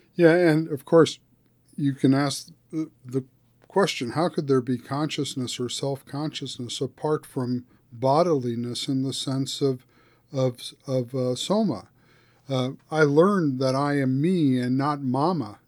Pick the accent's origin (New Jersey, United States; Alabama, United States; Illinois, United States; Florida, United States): New Jersey, United States; suburban; growing up in New, suburb, suburban New Jersey